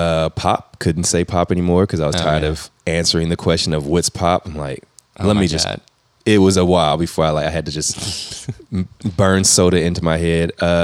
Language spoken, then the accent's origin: English; Indianapolis, Indiana, United States; moved away as an adult; now in St. Louis, United States; Yes, I'm from Indiana. Right. I was born in Indianapolis.